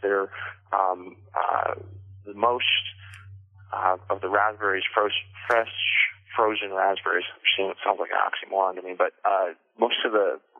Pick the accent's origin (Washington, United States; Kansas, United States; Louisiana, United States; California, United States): Washington, United States; Everett; also born or lived in Colorado / Canada; I'm from Washington, but I'm not from Linden. You know, I was born down in Everett. Washington, and kind of moved around a bit growing up. I lived in Colorado, lived up in Canada for a few years.